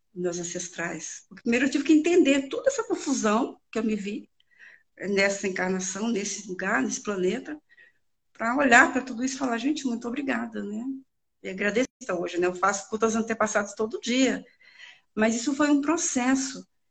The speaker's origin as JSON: {"language": "Portuguese", "region": "Northeast Region", "country": "Brazil", "said": "a nordestina, que é de onde eu vim."}